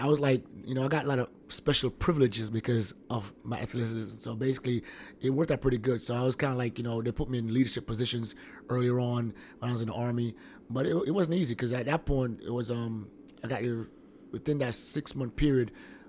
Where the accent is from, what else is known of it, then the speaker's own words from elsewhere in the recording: Kingston, Jamaica; moved away as an adult; now in Savannah, United States; So, Jamaica, born and raised in Kingston, Jamaica, one of the most dangerous places in the world. Survived. It came out. Left there in 2000. I was actually here in the States when I was, like, 15, but went back home.